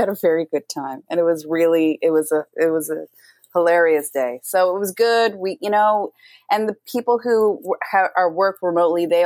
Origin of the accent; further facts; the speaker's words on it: The Rock, Newfoundland and Labrador, Canada; from The Rock, J Rock